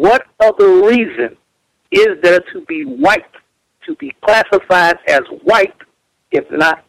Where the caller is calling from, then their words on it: Hawaii, United States; I'm calling from Hawaii here.